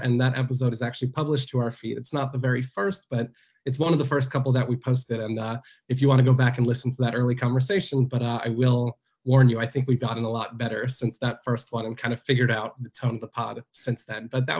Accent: United States; moved away as an adult; also born or lived in Seattle; I am originally from New York, or New Jersey, New York. I moved out to Seattle for about a year.

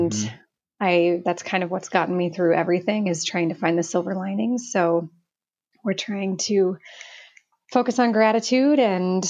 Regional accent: Omaha, Nebraska, United States; I was born and raised in Omaha, Nebraska

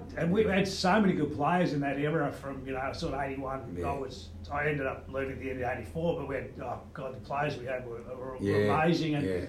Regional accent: Melbourne, Victoria, Australia; I was born in Essendon, went to Essendon State School, played for Essendon Little League, played Essendon Reserves, played Essendon Seniors.

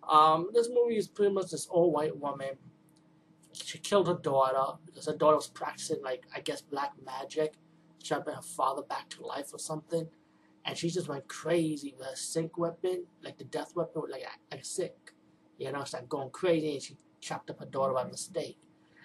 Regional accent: Bronx, New York, United States; I'm from the Bronx, trust me, I see a lot of crazy people, especially crazy old women looking like this.

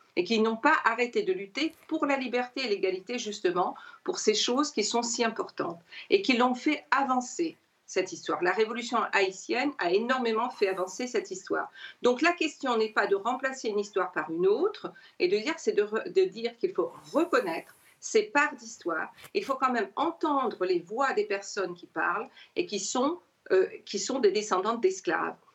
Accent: Réunion; Moi, je suis réunionnaise

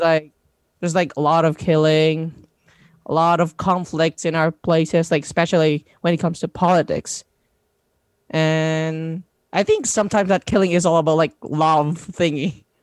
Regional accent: Labangan, Zamboanga Peninsula, Philippines; English is a second language; also born or lived in Pagadian City; I am originally from Tawagan Norte, Labangan, Zamboanga del Sur, part of Mindanao

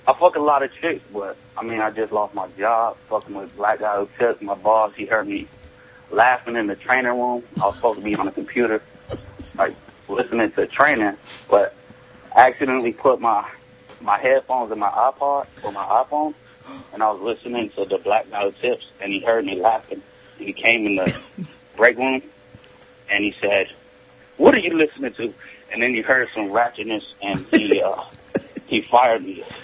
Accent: Atlanta, Georgia, United States; Nah, I'm from Atlanta.

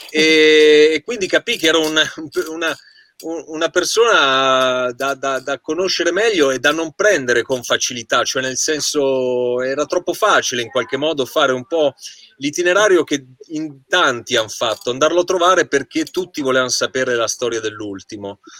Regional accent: Certosa di Pavia, Lombardy, Italy; io sono di Certosa di Pavia, che è

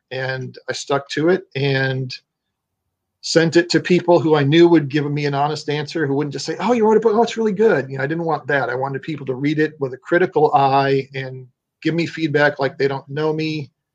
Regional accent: Illinois, United States; moved away as an adult; now in Florida, United States; I'm originally from Illinois.

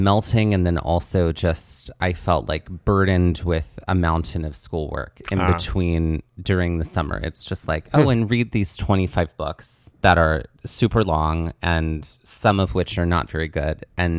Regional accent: Mississippi, United States; Well, I grew up in the heat. {S0} There we go. {S1} Down in South Mississippi.

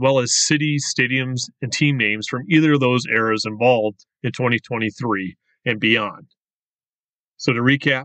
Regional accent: Western New York, United States; I was born and raised in Western New York

